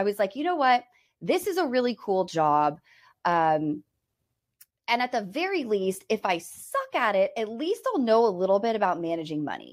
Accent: Bay Area, near San Francisco, California, United States; I was born and raised in the Bay Area, like 30 miles outside of San Francisco.

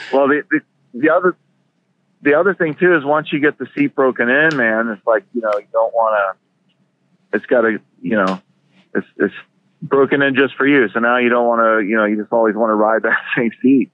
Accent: Florida, United States; also born or lived in California; now in Idaho, United States; I'm originally from Florida

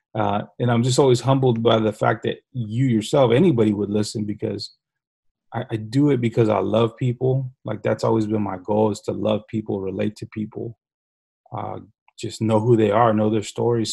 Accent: San Antonio, Texas, United States; grew up on the southeast side of San Antonio, right down the street from Highlands High School

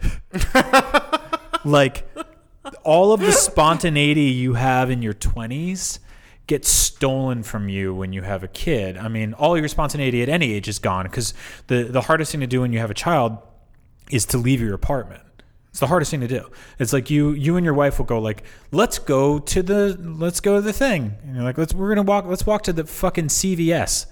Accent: East Coast, United States; moved away; I'm from the East Coast

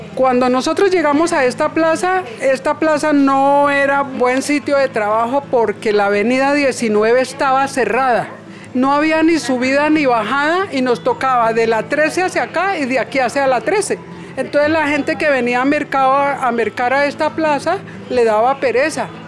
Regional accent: Bogotá, Colombia; yo soy de aquí de Bogotá

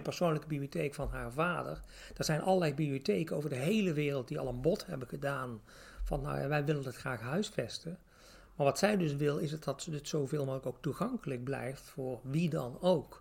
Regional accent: Tilburg, North Brabant, Netherlands; accent: Brabantse tongval; ik kom zelf uit Tilburg, dus ik vrij Brabantse tongval

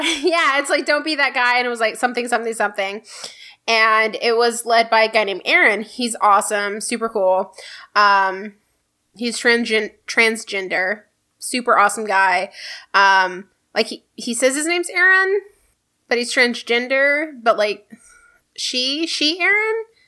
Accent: Houston, Texas, United States; I am proud of the city I grew up in. I'm a first generation Houstonian

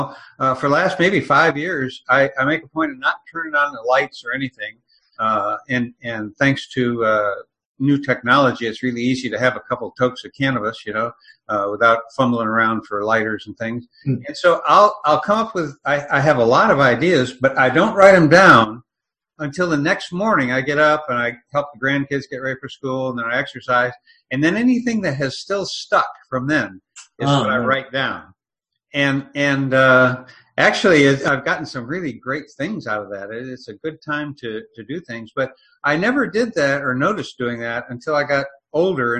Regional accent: Midwest, United States; being a Midwesterner myself

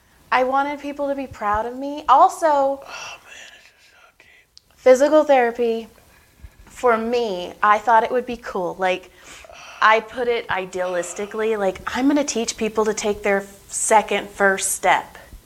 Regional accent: Madera, California, United States; Madera, Fresno.

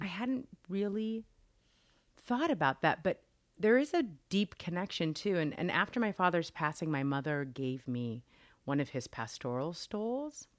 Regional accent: Los Angeles, California, United States; I actually grew up in Los Angeles

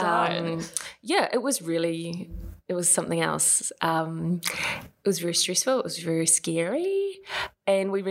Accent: Palmerston North, Manawatū-Whanganui, New Zealand; moved away as an adult; also born or lived in Wellington / Melbourne / Japan / London; I hail from Palmerston North, apparently the shittest town in New Zealand.

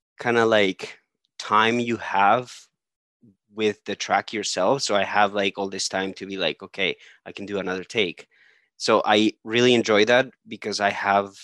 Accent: Colombia; moved away; I'm originally from Colombia.

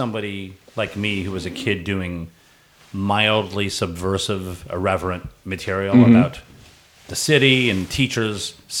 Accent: Indianapolis, Indiana, United States

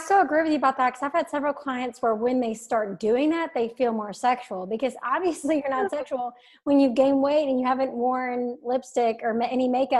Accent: the South, United States; I'm from the South, conservative family.

